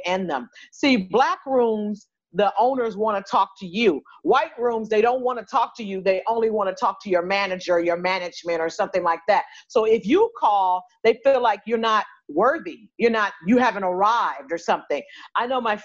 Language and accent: English; Los Angeles, California, United States; I'm from South Central